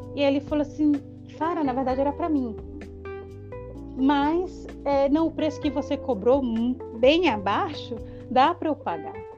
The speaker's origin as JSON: {"language": "Portuguese", "country": "Brazil", "moved": "yes", "said": "a professora que sou eu, que sou brasileira"}